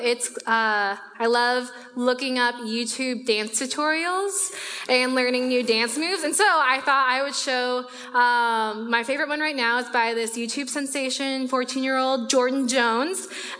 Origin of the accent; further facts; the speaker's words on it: Guangzhou, Guangdong, China; born there; So I was born in the Ponyan district of a city called Guangzhou, which is just north of Hong Kong.